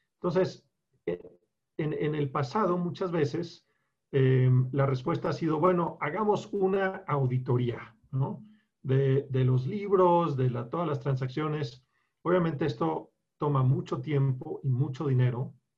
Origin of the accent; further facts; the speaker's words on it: Colombia; also born or lived in Bogotá, Colombia / Bucaramanga, Colombia / Chicago, United States; now in Mexico; me crié en, en Colombia, en Bogotá y en Bucaramanga